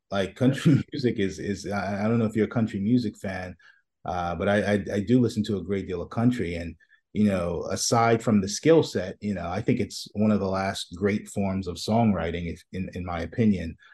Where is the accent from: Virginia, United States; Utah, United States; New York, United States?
New York, United States; New York City; I'm from Brooklyn, so, so, you know, I grew up, you know, I grew up watching, uh, you know, going down to Fulton Street